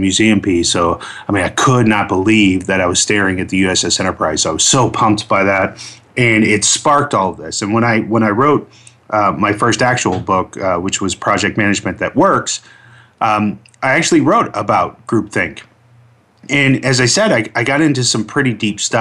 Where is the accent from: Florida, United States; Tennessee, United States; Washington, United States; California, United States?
Florida, United States; Orlando; I grew up in Orlando, Florida